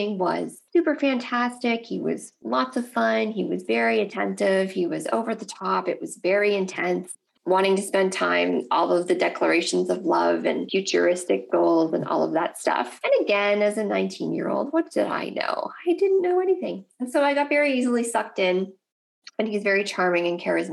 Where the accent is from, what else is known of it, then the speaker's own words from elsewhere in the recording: Nova Scotia, Canada; I'm Canadian, and so I am actually from the East Coast of Canada, from Nova Scotia